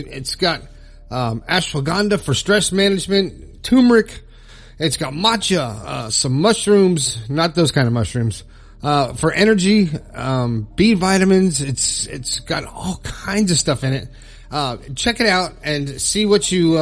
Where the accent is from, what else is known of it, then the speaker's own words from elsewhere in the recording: South Florida, United States; moved away as an adult; now in Morgantown, United States; I moved my family from South Florida to Morgantown, West Virginia, born and raised Florida boy